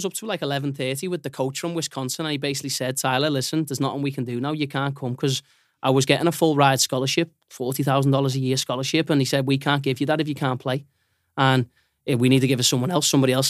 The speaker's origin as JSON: {"language": "English", "town": "Liverpool", "region": "North West England", "country": "United Kingdom", "said": "There's minor things. I'm from Liverpool. We do have that type of language as well."}